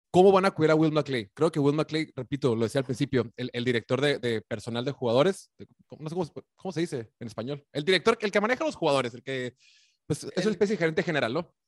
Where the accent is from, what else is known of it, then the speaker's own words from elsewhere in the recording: Mexico; somos mexicanos